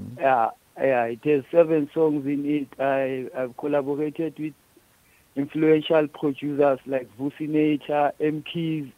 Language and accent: English; Orange Farm, Gauteng, South Africa; I'm from Orange Farm, south of Johannesburg.